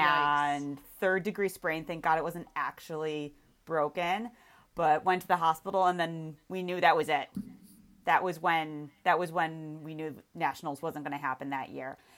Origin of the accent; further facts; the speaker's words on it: Williamsville, New York, United States; moved away; I grew up in Williamsville, East Amherst kinda area